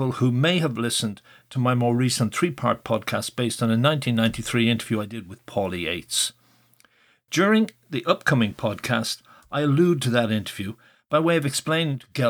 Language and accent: English; Dún Laoghaire, Leinster, Ireland; growing up in Dunleary